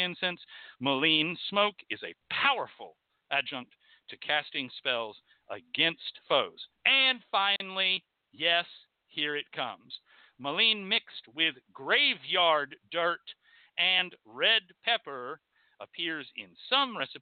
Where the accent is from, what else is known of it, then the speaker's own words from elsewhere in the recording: Texas, United States; I'm from Texas